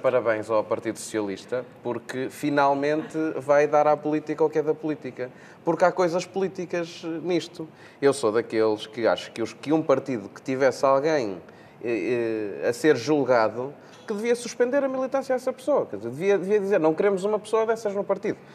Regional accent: Portugal

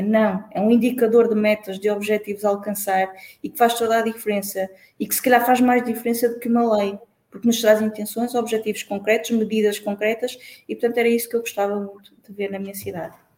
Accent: Santa Maria da Feira, Aveiro District, Portugal; a minha autarquia, de onde eu, de onde eu venho, Santa Maria da Feira

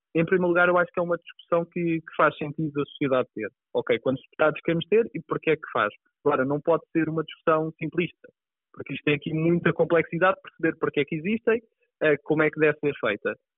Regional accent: Pinhal Novo, Setúbal, Portugal; also born or lived in Azores; sou do, do Pinhal Novo, que é, que é a minha terra, mas cresci nos Açores

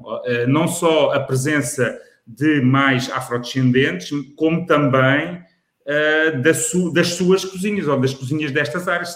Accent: Lisbon, Portugal; sou de Lisboa

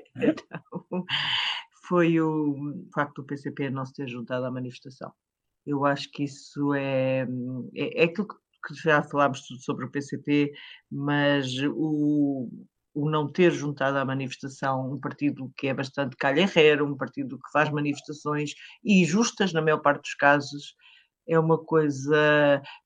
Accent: Caldas da Rainha, Leiria District, Portugal; na minha cidade, das Caldas da Rainha

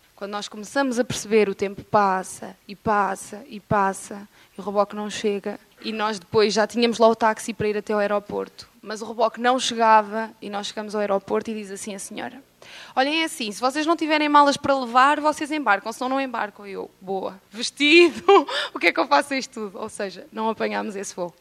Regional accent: Moimenta da Beira, Viseu, Portugal; also born or lived in Coimbra; nós somos de Moimenta da Beira, e para quem não sabe, Moimenta da Beira é mesmo no coração de Portugal

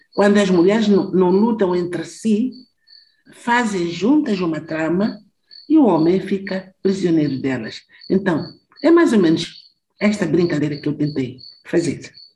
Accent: southern Mozambique, Mozambique; moved away as an adult; eu sou do Sul, eu fui trabalhar e viver no norte de Moçambique

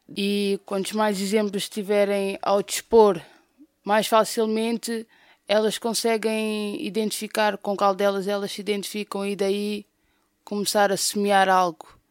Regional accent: Amadora, Lisbon, Portugal; sou do bairro da Cova da Moura

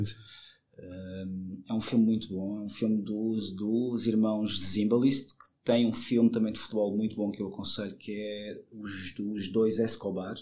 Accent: Madeira, Portugal; eu cresci na Madeira, eu sou madeirense

